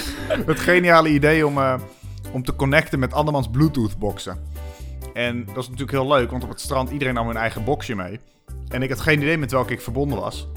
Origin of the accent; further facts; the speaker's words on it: Amersfoort, Utrecht, Netherlands; ik kom uit Amersfoort